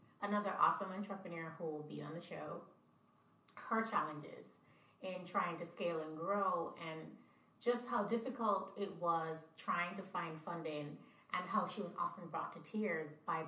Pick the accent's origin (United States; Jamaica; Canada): Jamaica; moved away; also born or lived in Niger; I'm from Jamaica